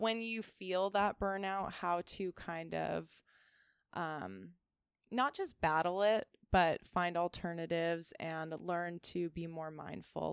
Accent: Ventura, California, United States; also born or lived in Chico, California; I grew up here

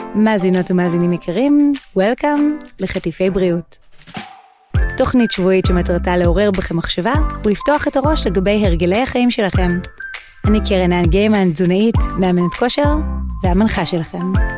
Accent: Israel; אנחנו ישראלים, גם אם נהיה במדינה שהיא איננה ישראל

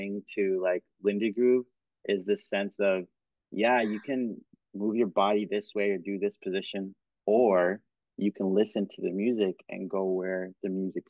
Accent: Cameroon; also born or lived in Kenya; because I grew up in Cameroon and Kenya, and so dancing coupe décalé

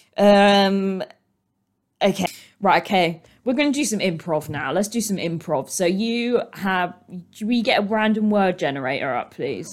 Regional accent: United Kingdom; we are British. We are British. British, British, British

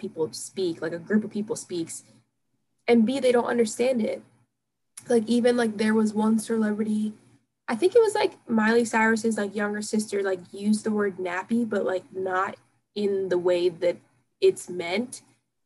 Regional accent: Philadelphia area, Pennsylvania, United States; I'm, like, from, like, the Philadelphia area, and, like, people say John here

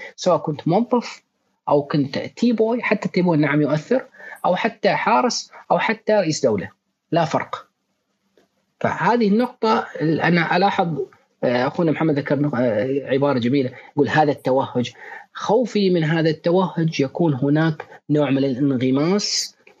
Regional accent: Bahrain; ونحن حاليا نعمل مع احدى الشركات عندنا في البحرين

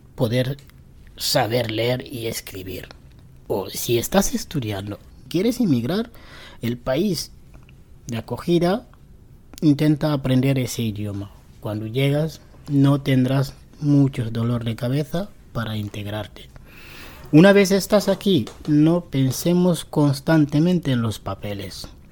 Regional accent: Morocco; first language Tarifit; Spanish is a second language; now in Spain; Yo soy marroquí yo vengo a España para cambiar eh, mi vida

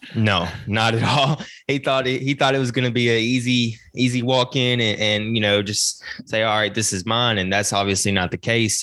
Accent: Donetsk, Donetsk Oblast, Ukraine; moved away; my hometown of Donetsk

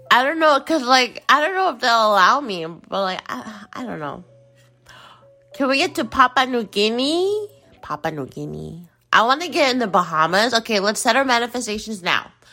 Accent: United States; in the United States, in the, in my home country

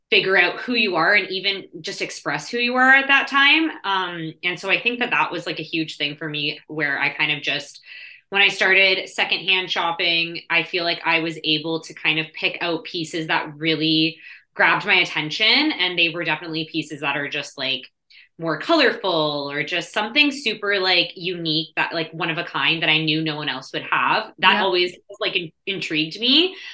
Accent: Toronto, Ontario, Canada; I guess I'm also Canadian. I'm from Canada, Toronto

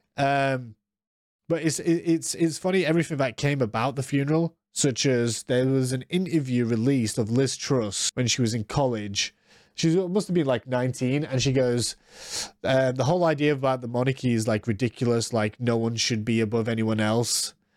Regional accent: United States; I'm American

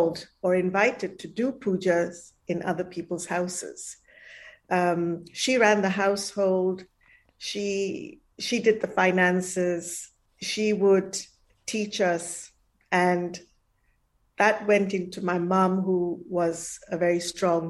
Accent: Malaysia; moved away; also born or lived in India; I was born in Malaysia. The first few years I didn't grow up in India

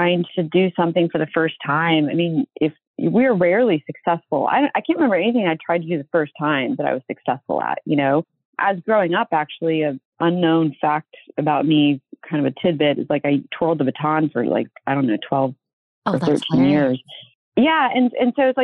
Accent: Virginia, United States; now in California, United States; I was raised in Virginia

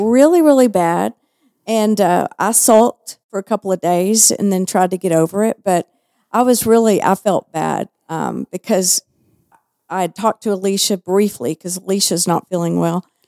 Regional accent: Texas, United States; accent: Texas; also born or lived in Southern California; I was made fun of behind my back. because of my Texas accent

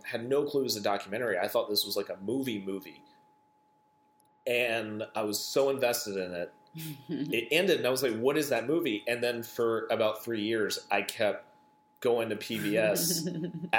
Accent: Atlanta, Georgia, United States; growing up in Atlanta

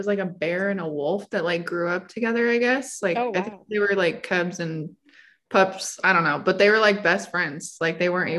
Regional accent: Port Angeles / Spanaway, Washington, United States; moved away as an adult; also born or lived in Kansas; now in El Paso, United States; I was born in Port Angeles. I lived in Spanaway for quite a few years. That's over by Fort Lewis. Then my freshman year of high school, we moved to Kansas. And so I lived there for all of high school, moved back to Port Angeles when I turned 18

